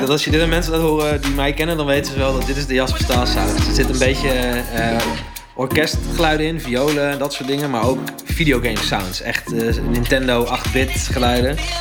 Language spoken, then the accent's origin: Dutch; Delfzijl, Groningen, Netherlands; ik ben opgegroeid in Delfzijl